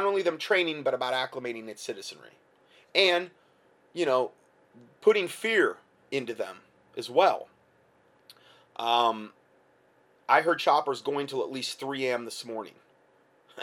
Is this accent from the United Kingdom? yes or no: no; near Lima, Ohio, United States; In Lima, Ohio, it's not far from where I was born